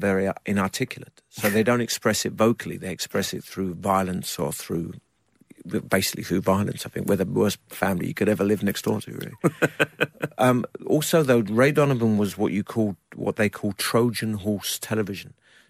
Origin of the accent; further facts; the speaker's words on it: United Kingdom; So I avoided being just a British actor.